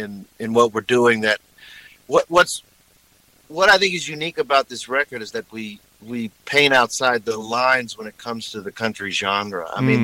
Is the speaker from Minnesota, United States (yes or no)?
no; Texas, United States; I've played Texas a lot, and I'm from Texas, and man, they love music down there a lot.